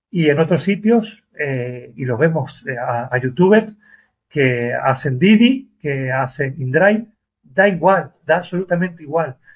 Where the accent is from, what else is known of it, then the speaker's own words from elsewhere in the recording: Argentina; now in Málaga, Spain; Soy argentino, Argentina, España, hablamos igual, pero inglés no.